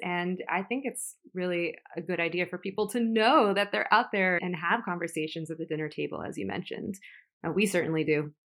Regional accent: Florida, United States; now in New York City, United States; I'm from Florida

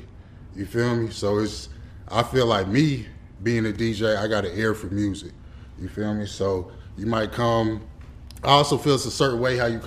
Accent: Atlanta, Georgia, United States; moved away as an adult; also born or lived in Detroit, Michigan / Cincinnati, Ohio; I was born in the D. Okay. I was raised out here in Atlanta, on the north side to be exact

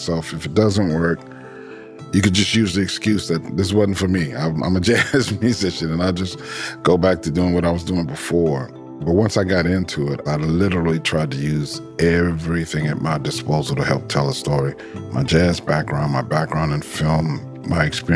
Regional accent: New Orleans, Louisiana, United States; I grew up in New Orleans, Louisiana

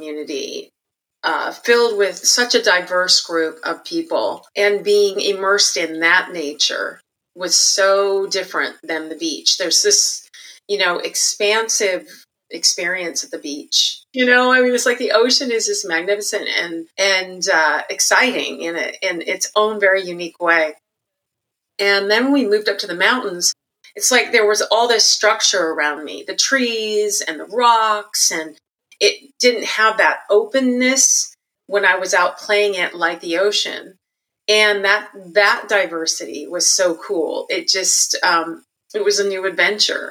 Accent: Santa Barbara, California, United States; I was born and raised in Santa Barbara, California

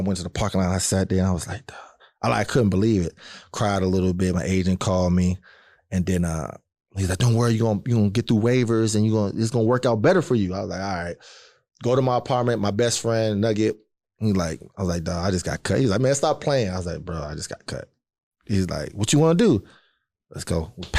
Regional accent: Cincinnati, Ohio, United States; And because I was coming from Cincinnati, I was talking back and like doing that type of shit too.

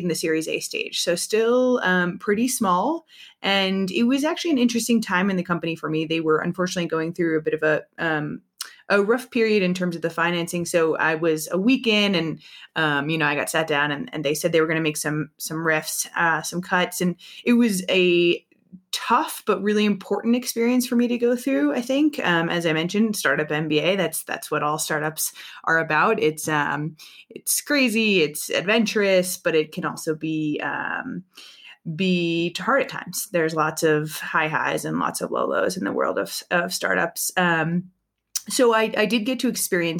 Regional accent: East Coast, United States; now in San Francisco, United States; I grew up on the East Coast

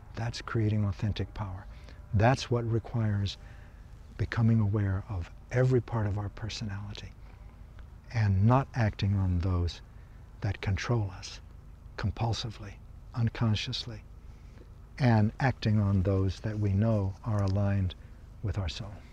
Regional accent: Kansas, United States; I come from Kansas

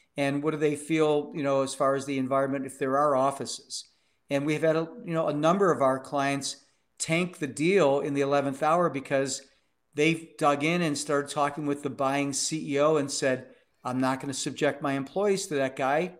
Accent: Cleveland, Ohio, United States; became deputy mayor of my hometown, Cleveland, Ohio

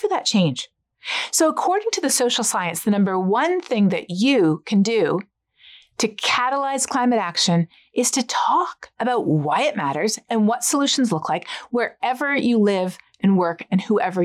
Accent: Canada; I'm Canadian

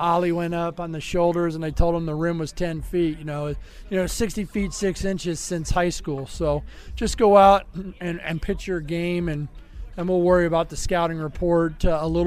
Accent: North Carolina, United States; I'm from North Carolina

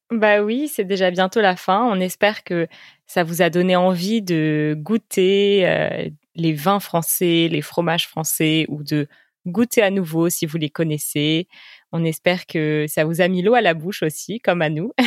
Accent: France; en tant que Français

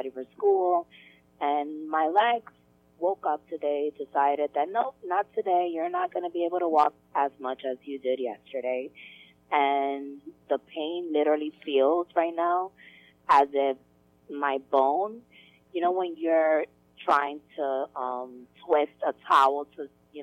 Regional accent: New York, United States; also born or lived in Dominican Republic; I was born here in New York

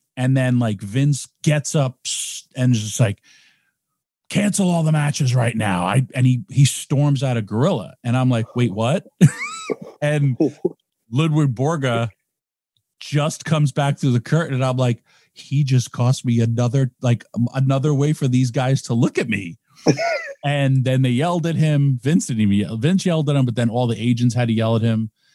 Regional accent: Yonkers, New York, United States; my first ever tryout was in my hometown

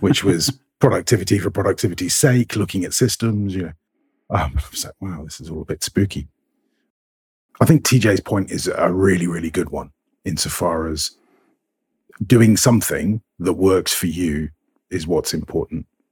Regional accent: United Kingdom; I'm British

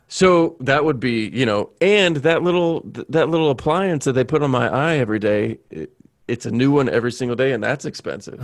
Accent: Bowling Green, Kentucky, United States; moved away as an adult; also born or lived in New York; I was born and raised in Kentucky

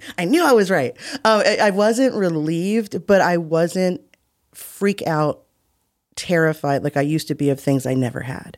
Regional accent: United States; my family is Muskogee and Creek and African, whereas, you know, we're just as American as it comes

